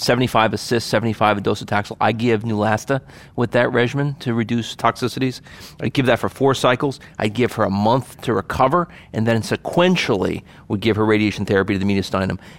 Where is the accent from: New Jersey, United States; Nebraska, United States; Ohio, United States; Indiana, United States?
New Jersey, United States; Hackensack; I grew up in Hack and Sack, so that's what I say